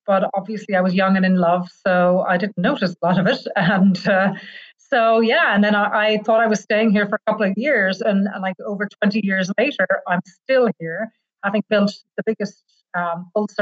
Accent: Ireland; accent: Irish; moved away as an adult; now in Serbia; I'm Irish. You'll figure that out from my accent.

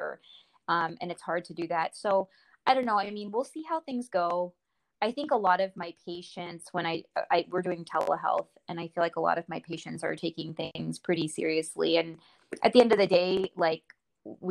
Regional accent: Springfield, Virginia, United States; also born or lived in India; I grew up in Springfield, and like I told you in my email, we're very boring. Like, I ended up moving back to Springfield

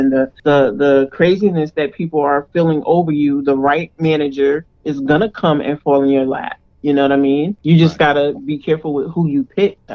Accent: Englewood, New Jersey, United States; I'm from Inglewood

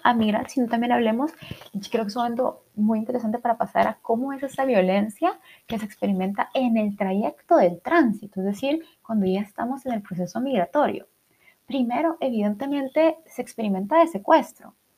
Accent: El Salvador; soy del Salvador

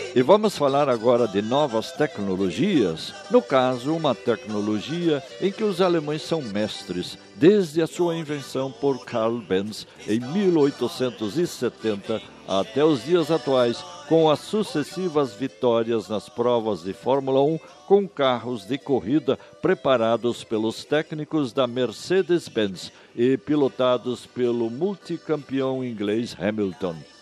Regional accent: Brazil; Falar bem o português é nossa obrigação como brasileiros

